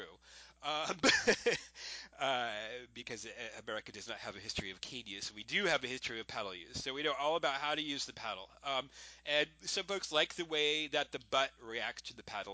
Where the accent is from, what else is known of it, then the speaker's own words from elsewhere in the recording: Florida, United States; I went to school in Florida